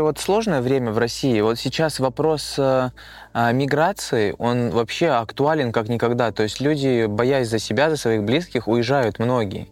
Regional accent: Kazakhstan; now in Russia; я вообще родился и вырос в Казахстане

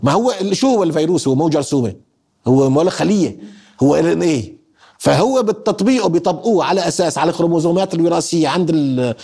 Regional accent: Syria; احنا سوريين

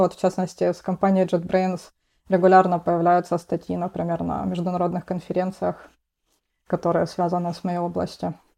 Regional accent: Rostov-on-Don, Rostov Oblast, Russia; moved away as an adult; now in Boston, United States; я из города Ростов-на-Дону

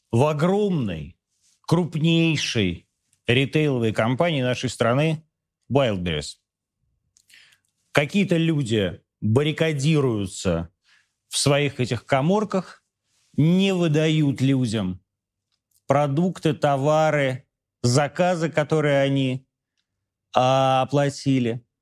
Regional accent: Moscow, Russia; из Москвы, хочу понять

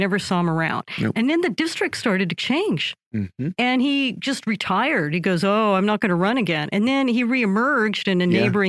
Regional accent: Southern California, United States; I'm from Southern California

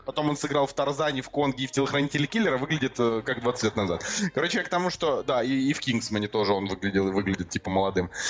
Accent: Saint Petersburg, Russia; moved away; в Петербург, в наш родной любимый

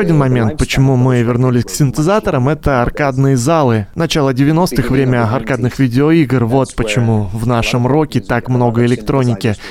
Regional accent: Finland; born or raised there

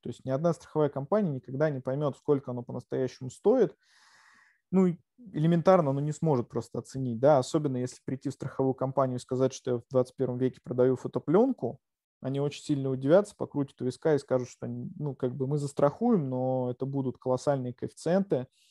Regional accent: Yelets, Lipetsk Oblast, Russia; now in Moscow, Russia; я сам родом из Ельца, из провинции

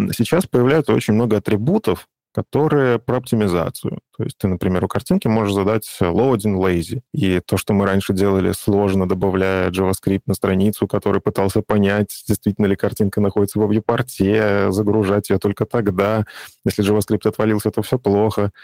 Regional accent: Vitebsk Region, Belarus; я сам из Беларуси, вот, из Витебской области

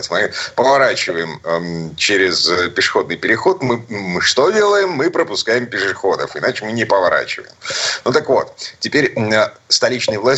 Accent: Saint Petersburg, Russia; из Петербурга

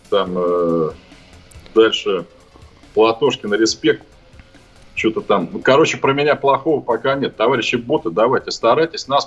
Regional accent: Sakha Republic, Russia; И вот я, товарищи из Якутии, хотел бы сказать

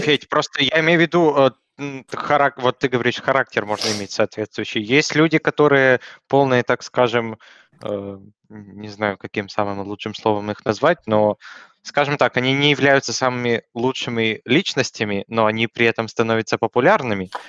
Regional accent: Russia; я э, родился в России

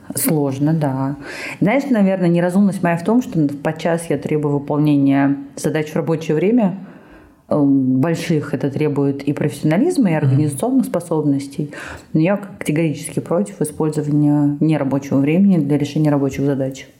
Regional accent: Georgia; moved away; я родилась, я росла долго в Грузии с её менталитетом

